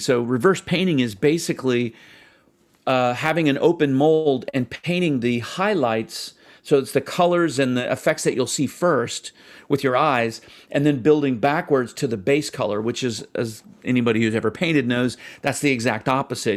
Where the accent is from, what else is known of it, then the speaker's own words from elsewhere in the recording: United States; as an American